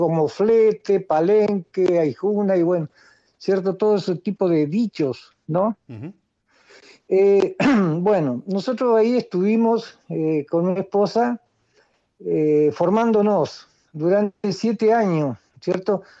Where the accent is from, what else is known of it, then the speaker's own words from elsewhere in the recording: Cipolletti, Río Negro, Argentina; yo nací en Cipoletti